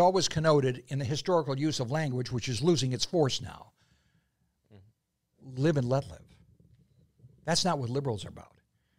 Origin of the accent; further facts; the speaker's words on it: Buffalo, New York, United States; now in Florida, United States; being a New Yorker myself from the other end of the state, Buffalo